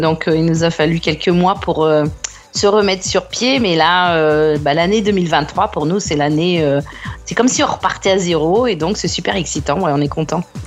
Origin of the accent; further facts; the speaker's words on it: France; now in Australia; en tant que Française